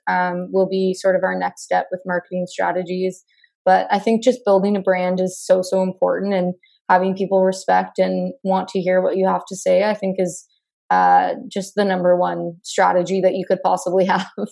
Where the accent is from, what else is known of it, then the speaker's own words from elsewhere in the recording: Burlington, Ontario, Canada; now in Hamilton, Canada; I grew up in Burlington, Ontario. Um, I'm currently located in Hamilton